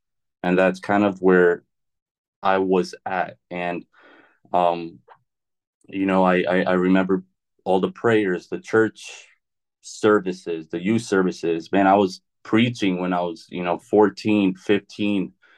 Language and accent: English; Carolina, United States; also born or lived in Chicago; I was born in Chicago. I moved to Carolina, I think, when I was like 6. I don't really remember too much of my childhood in Chicago.